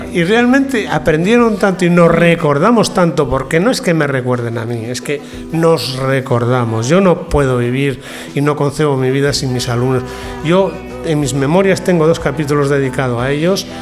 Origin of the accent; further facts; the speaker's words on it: León, Castile and León, Spain; moved away; also born or lived in Vienna; soy de León, tengo mi casa ahí, la que dejaron mis padres